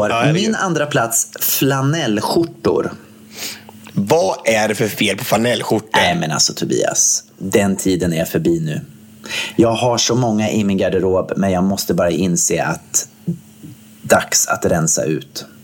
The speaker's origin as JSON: {"language": "Swedish", "town": "Gothenburg", "region": "Västra Götaland", "country": "Sweden", "said": "jag är från Göteborg"}